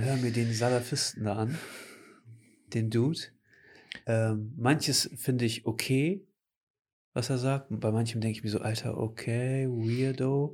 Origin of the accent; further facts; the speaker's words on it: Cuxhaven, Lower Saxony, Germany; Und ich habe gesagt, ja, aus Cuxhaven